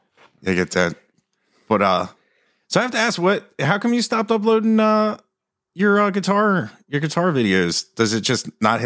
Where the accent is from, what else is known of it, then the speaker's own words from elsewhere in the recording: Delaware, United States; also born or lived in Philadelphia; I'm from Delaware.